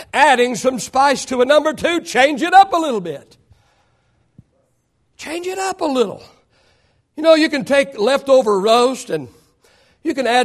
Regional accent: Oklahoma, United States; moved away; we grew up in Oklahoma and it was supper time. You call it dinner over here, it's supper back there

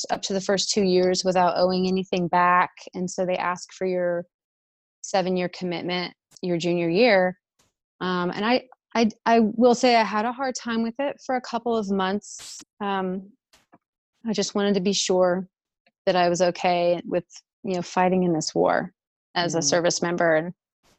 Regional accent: Arlington, Texas, United States; moved away as an adult; growing up in Texas, where things are a little bit more older

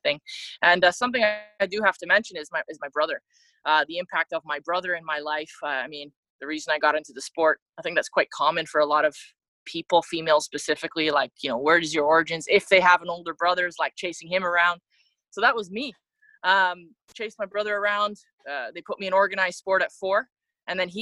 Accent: Mississauga, Ontario, Canada; moved away as an adult; I grew up born and raised in Mississauga, Ontario

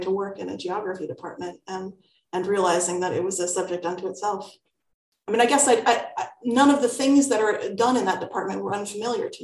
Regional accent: New York City, New York, United States; moved away as an adult; now in United Kingdom; I grew up in New York City

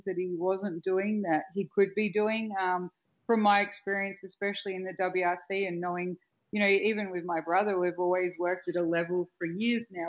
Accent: Australia; accent: Australian; My Australian accent and my tone is obviously different to other female voices you might hear.

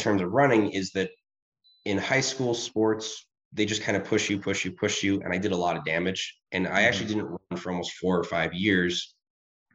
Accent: Rochester, New York, United States; I grew up in Rochester, New York.

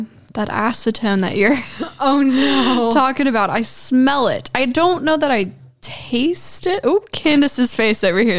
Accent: California, United States; moved away; I'm originally from California, so spent a lot of time tasting California wines.

